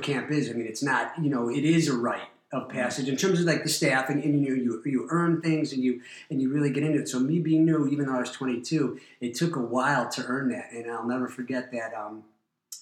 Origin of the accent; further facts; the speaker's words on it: Glenview, Illinois, United States; Grew up in Glenview